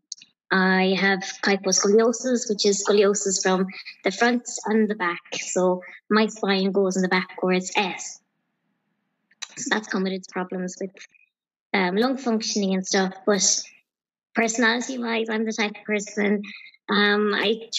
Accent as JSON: {"language": "English", "area": "County Clare", "region": "Munster", "country": "Ireland", "said": "I'm from County Clare."}